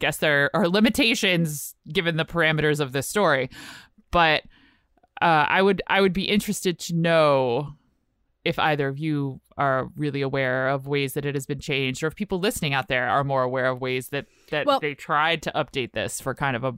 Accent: Richmond, Virginia, United States; I'm from Richmond, Virginia.

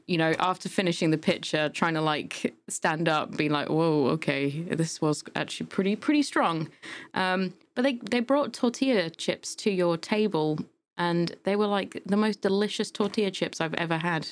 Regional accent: United Kingdom; accent: British; from the U K.

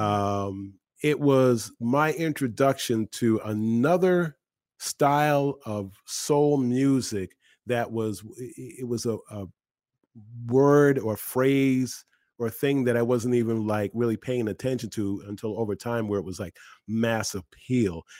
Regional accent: Boston, Massachusetts, United States; now in Philadelphia, United States; I grew up in Boston

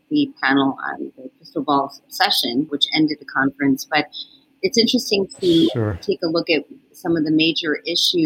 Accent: Westchester County, New York, United States; born, raised in Westchester County

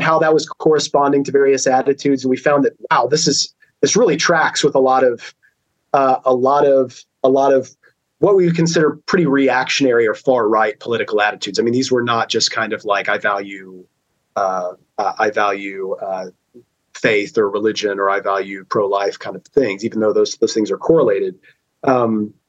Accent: United States; as an American

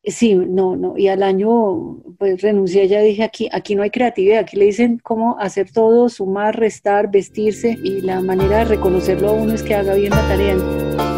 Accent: Colombia; fui la primera mujer colombiana

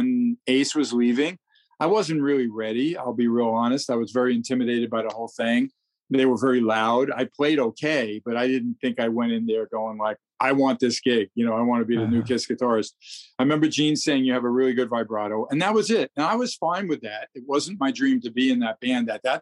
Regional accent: New York City, New York, United States; also born or lived in Queens; I grew up in New York

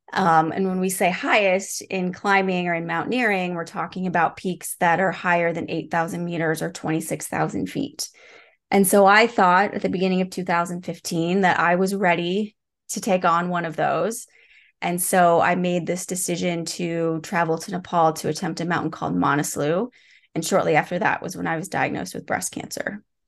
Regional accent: Midwest, United States; moved away as an adult; now in Seattle, United States; I moved from the Midwest where I grew up to Seattle, which is where I live today

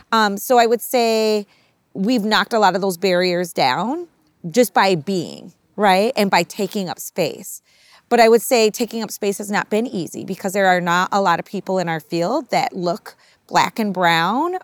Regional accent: Minnesota, United States; my mother's from Minnesota. We're from Minnesota

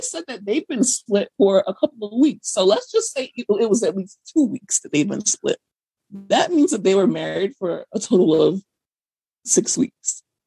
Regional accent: United States; as an American person

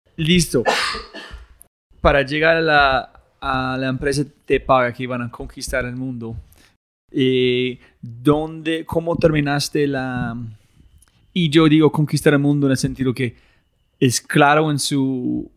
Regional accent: United States; Spanish is a second language; soy gringo

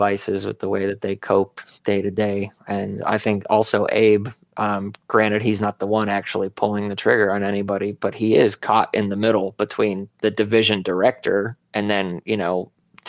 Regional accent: Arizona, United States; I grew up in Arizona

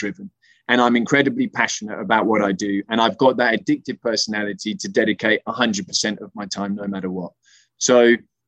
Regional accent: Spain; moved away; growing up in Spain

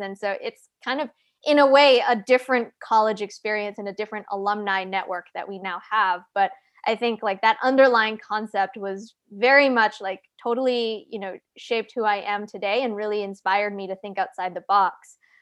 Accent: Calgary, Alberta, Canada; moved away; I grew up in Calgary, Canada

